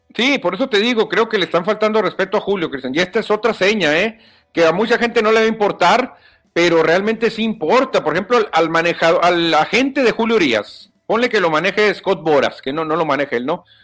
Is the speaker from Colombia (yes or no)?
no; Mexico